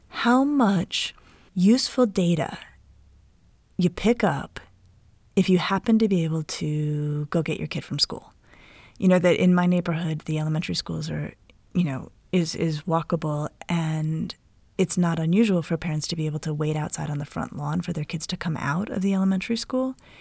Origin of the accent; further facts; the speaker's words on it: Denver, Colorado, United States; now in Cleveland, United States; centered in Denver, where I grew up.